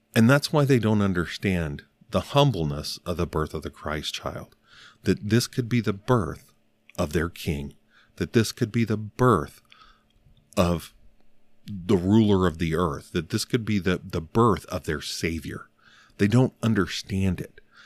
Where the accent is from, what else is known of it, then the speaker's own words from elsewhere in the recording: Northern Alabama, United States; I was born in Northern Alabama